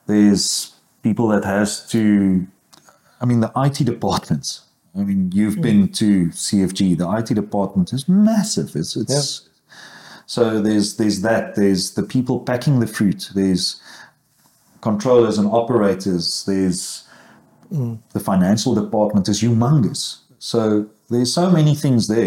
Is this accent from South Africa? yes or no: yes; South Africa; I was from Platteland